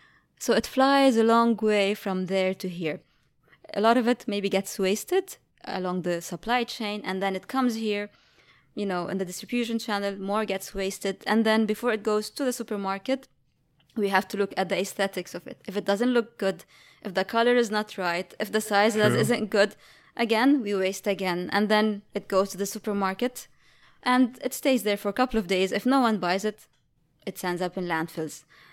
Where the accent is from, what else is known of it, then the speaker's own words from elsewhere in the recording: Lebanon; You know, I'm from Lebanon, and coming from there, like, during my childhood, I was always in nature.